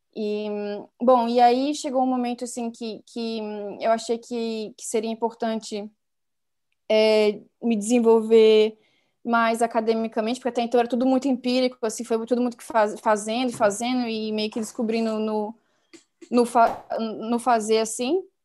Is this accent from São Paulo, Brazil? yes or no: no; Brasília, Federal District, Brazil; eu nasci e cresci em Brasília